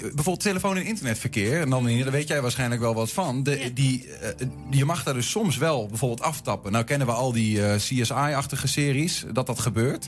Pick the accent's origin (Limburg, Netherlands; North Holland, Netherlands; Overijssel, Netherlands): Overijssel, Netherlands; Twente; als Twentenaar